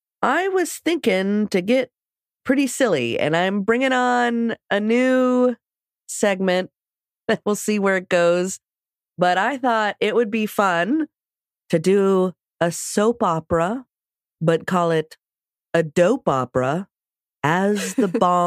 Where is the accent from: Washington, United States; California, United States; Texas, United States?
Washington, United States; accent: Washington; You just don't understand my Washington accent.